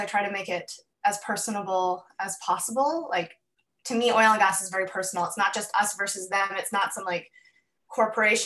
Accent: Calgary, Alberta, Canada; I was born and raised in Calgary on Treaty 7 territory

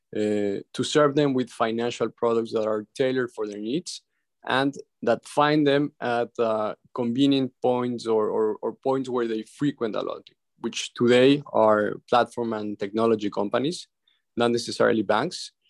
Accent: Ecuador; now in Miami, United States; in my country where I was raised in Ecuador

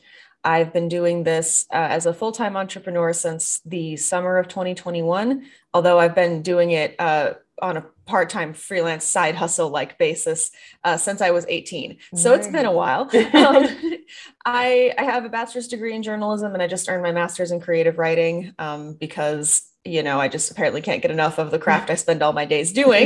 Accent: the Midwest, Minnesota, United States; moved away; I was raised in the Midwest and Minnesota nice is a thing

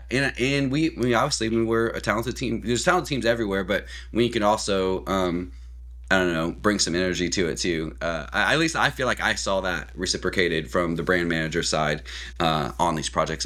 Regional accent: Columbia, Missouri, United States; moved away as an adult; now in Oklahoma, United States; I'm actually from Missouri originally, in Columbia, Missouri area.

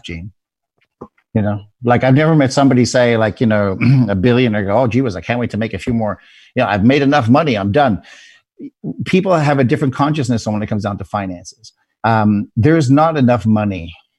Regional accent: South Africa; moved away; where I was born in South Africa

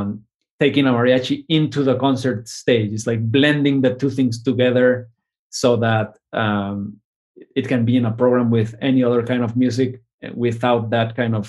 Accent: Argentina; I am from Argentina, and it made me think about growing up in Argentina.

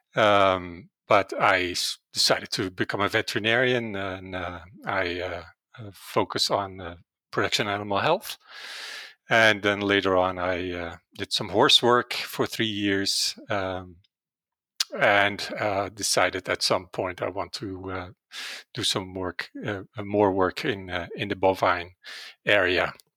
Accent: Netherlands; English is a second language; moved away as an adult; now in Calgary, Canada; originally, I'm from the Netherlands, and that's probably where my accent comes

